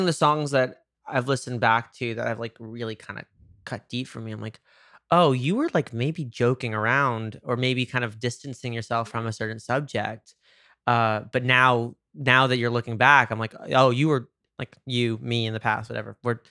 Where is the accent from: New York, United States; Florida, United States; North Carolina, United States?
New York, United States; moved away; I say that as a New Yorker.